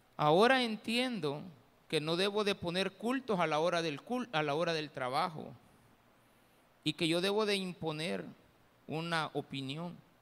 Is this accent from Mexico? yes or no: no; El Salvador; nosotros, que El Salvador